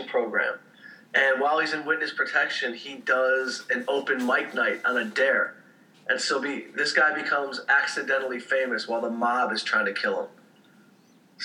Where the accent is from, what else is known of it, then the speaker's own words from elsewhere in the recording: Detroit, Michigan, United States; I grew up in Detroit